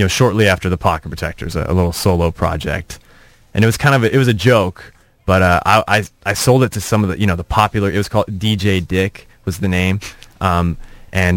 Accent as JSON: {"language": "English", "area": "Orange County", "region": "California", "country": "United States", "tie": "born or raised there", "said": "I grew up in Orange County"}